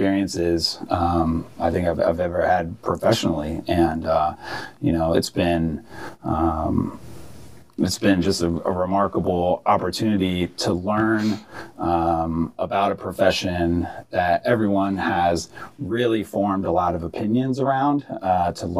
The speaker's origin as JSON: {"language": "English", "area": "Prince George's County", "region": "Maryland", "country": "United States", "tie": "born or raised there", "also_born_or_lived": "Washington, D.C.", "said": "I was born here in D.C. Majority of my family is from D.C., but I was raised in Prince George's County."}